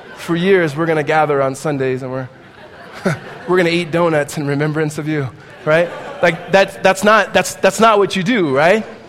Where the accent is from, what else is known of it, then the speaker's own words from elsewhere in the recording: Southern California, United States; We are both from Southern California, grew up in around the same area